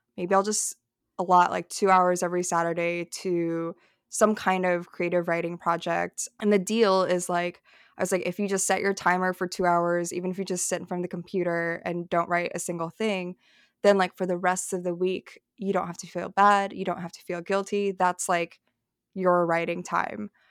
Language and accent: English; Dunlap, Illinois, United States; also born or lived in Madison, Wisconsin / Peoria, Illinois; now in New York, United States; I was born in Madison, Wisconsin. I was, like, a, like, a P H D baby. And then I grew up outside of Peoria, like, I spent a few years living in Peoria as a kid, and then I think by the time I was seven, we moved to Dunlap, Illinois